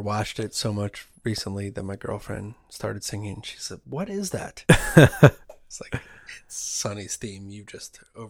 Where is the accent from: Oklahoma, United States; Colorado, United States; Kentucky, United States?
Oklahoma, United States; Oh, Oklahoma. I'm sorry.